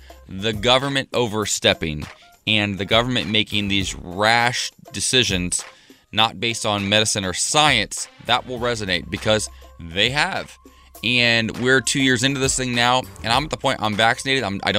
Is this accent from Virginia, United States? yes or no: no; Ohio, United States; also born or lived in New York City; now in Los Angeles, United States; I'm from Ohio. It's not that different from Pennsylvania.